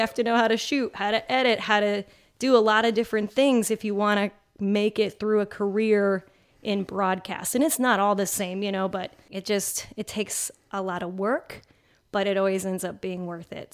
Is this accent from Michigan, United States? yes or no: no; Chicago, Illinois, United States; moved away as an adult; also born or lived in Champaign, Illinois; now in Indianapolis, United States; My hometown market, actually, for news is Chicago